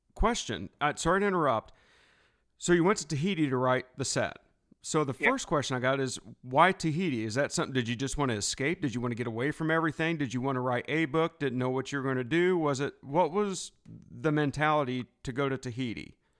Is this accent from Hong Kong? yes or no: no; United States; I'm from the States